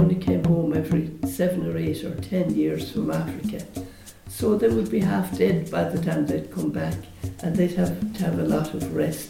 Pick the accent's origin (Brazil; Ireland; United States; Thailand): Ireland; Castlegregory, Munster; also born or lived in Dublin; I'm from Castle Gregory, County Kerry.